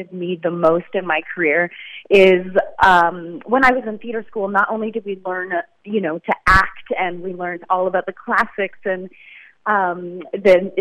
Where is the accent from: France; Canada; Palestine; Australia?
Canada; Ormstown, Quebec; I grew up about an hour south of Montreal in a little town called Ormstown, Quebec